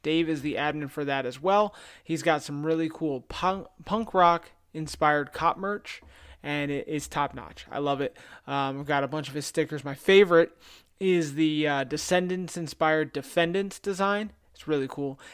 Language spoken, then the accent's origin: English; New Jersey, United States; my hometown in New Jersey